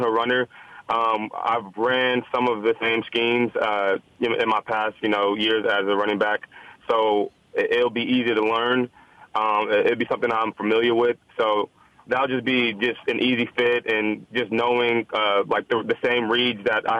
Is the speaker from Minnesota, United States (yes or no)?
no; Dallas, Texas, United States; moved away as an adult; also born or lived in Houston, Texas; So I grew up in Dallas, Texas. You know, my family is from Nigeria.